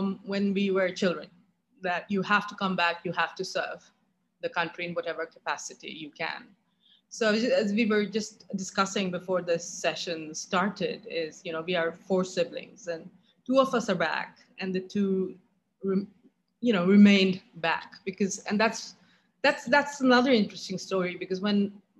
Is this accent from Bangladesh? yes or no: yes; Chittagong, Chittagong Division, Bangladesh; moved away as an adult; I was born in Chittagong, now Chattogram, and I grew up there. I was there up till the age of 18.